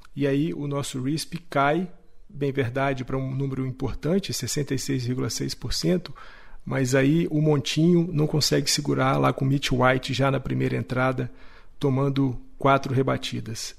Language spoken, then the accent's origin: Portuguese; Minas Gerais, Brazil; accent: mineiro; meu sotaque mineiro horroroso